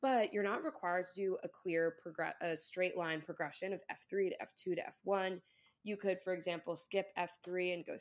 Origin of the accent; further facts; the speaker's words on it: Ireland; I'm also Irish